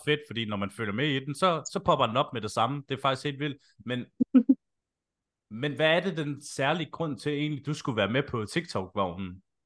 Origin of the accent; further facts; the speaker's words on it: Slagelse, Zealand, Denmark; Jeg er jo selv fra Slagelse